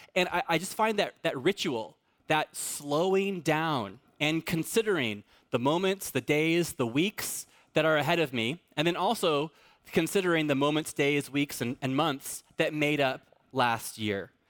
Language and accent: English; Fallbrook, California, United States; I'm in, I'm from Fallbrook